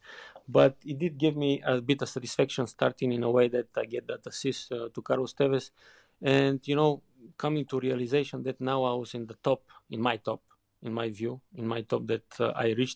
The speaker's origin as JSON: {"language": "English", "country": "Bulgaria", "tie": "born or raised there", "also_born_or_lived": "Germany / England", "second_language": "English", "moved": "as an adult", "said": "growing up in Bulgaria"}